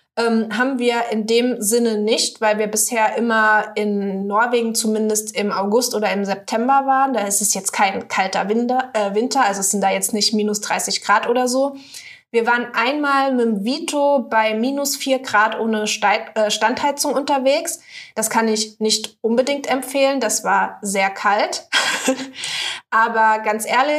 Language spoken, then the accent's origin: German; Saarland, Germany; moved away; Ich komme ja aus dem Saarland ursprünglich mal.